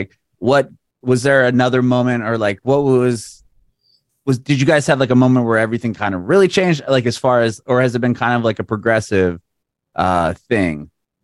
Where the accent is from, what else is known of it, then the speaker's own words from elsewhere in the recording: San Diego, California, United States; moved away as an adult; now in Nashville, United States; We recently moved to Nashville. I'm from San Diego